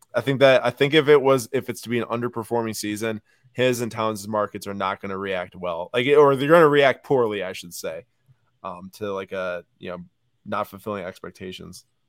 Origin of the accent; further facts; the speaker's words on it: Milwaukee, Wisconsin, United States; we're from Milwaukee